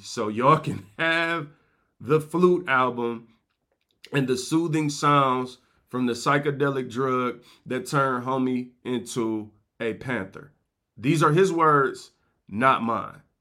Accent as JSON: {"language": "English", "town": "Detroit", "region": "Michigan", "country": "United States", "said": "I'm from Detroit"}